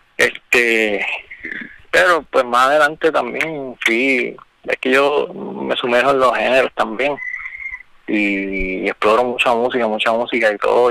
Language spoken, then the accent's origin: Spanish; Quebradillas, Puerto Rico; moved away as an adult; now in Camuy, Puerto Rico; Yo nací en Quebradilla, hace dos años vivo en Camo